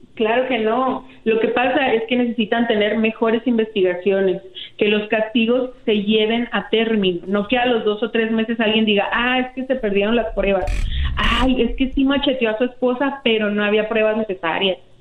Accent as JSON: {"language": "Spanish", "town": "Ciudad Juárez", "region": "Chihuahua", "country": "Mexico", "tie": "born or raised there", "said": "yo soy de Ciudad Juárez. Yo he vivido en Ciudad Juárez desde que tenía seis años"}